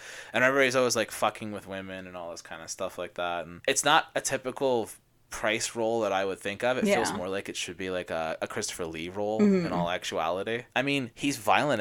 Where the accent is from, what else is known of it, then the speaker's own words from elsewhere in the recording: Toronto, Ontario, Canada; I grew up in Toronto